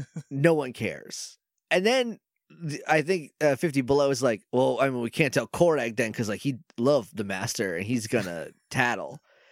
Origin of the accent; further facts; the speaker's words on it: New England, United States; I'm just from New England.